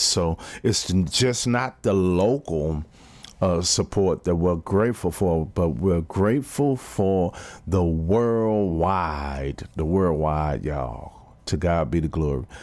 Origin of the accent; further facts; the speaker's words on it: Fort Worth, Texas, United States; My hometown team, T C U